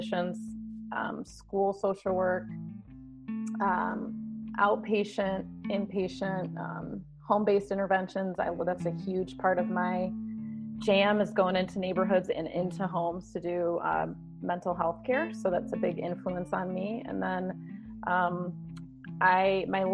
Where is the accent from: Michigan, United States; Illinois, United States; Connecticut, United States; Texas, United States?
Michigan, United States; west side of; So I'm from Michigan, born and raised in the west side of Michigan, close to Lake Michigan